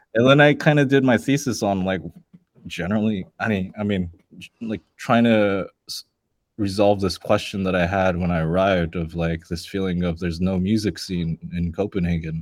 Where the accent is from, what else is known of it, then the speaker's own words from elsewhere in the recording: Los Angeles, California, United States; I'm from born and raised in LA, and I have to say LA because I mean that's the nearest bigger city. I'm actually from like the suburbs